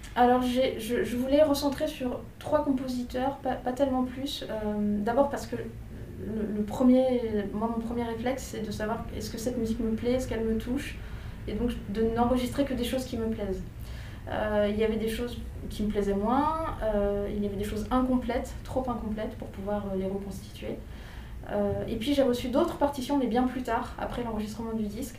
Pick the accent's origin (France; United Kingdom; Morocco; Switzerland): France; j'ai grandi en France et que j'ai très peu voyagé en Haïti étant enfant